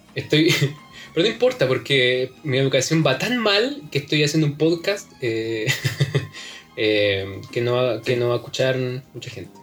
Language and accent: Spanish; San Antonio, Valparaíso, Chile; Yo nací en San Antonio